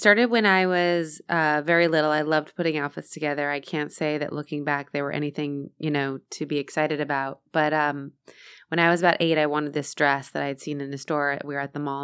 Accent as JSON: {"language": "English", "region": "Florida", "country": "United States", "tie": "born or raised there", "also_born_or_lived": "San Diego, California", "said": "I was first in San Diego, and then we moved to Florida"}